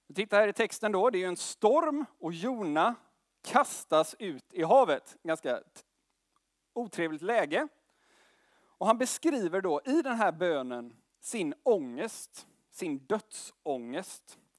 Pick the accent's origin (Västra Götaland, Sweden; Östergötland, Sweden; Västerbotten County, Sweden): Västra Götaland, Sweden; Gothenburg; Jag kommer från Göteborg